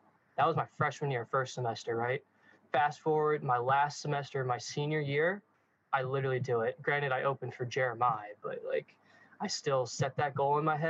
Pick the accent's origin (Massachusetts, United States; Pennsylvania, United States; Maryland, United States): Maryland, United States; Hereford; moved away as an adult; also born or lived in North Carolina; now in Kaiserslautern, Germany; I'm from the United States. Excuse me, from the United States, a small town in Maryland called Hereford. Probably no one has ever heard of it. Grew up there, went to college in North Carolina at a college called High Point University